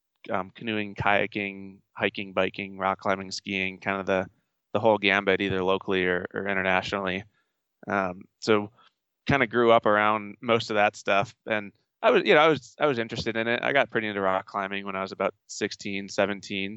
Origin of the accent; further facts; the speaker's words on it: Western New York, United States; now in Golden, United States; I grew up in Western New York